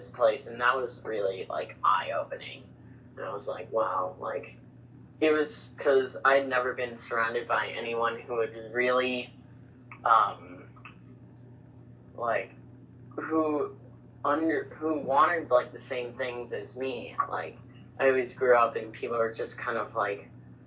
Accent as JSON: {"language": "English", "region": "New York", "country": "United States", "tie": "born or raised there", "moved": "yes", "lives_now": "Bangkok, Thailand", "said": "I was born and raised in New York."}